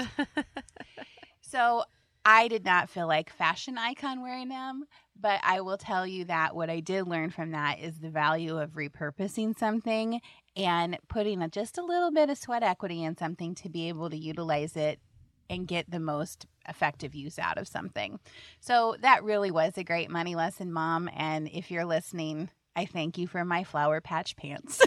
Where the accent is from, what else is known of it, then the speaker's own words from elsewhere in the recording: Indianola, Iowa, United States; I grew up in Indianola, and my dad was a economics professor at Simpson College.